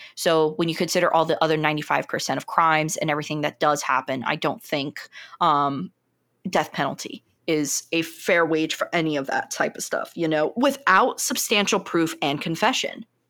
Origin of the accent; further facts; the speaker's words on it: United States; being an American